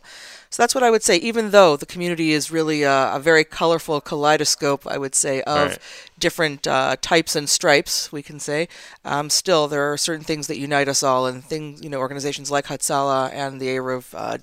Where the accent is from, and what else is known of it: Toronto, Ontario, Canada; born or raised there; also born or lived in Elizabeth, New Jersey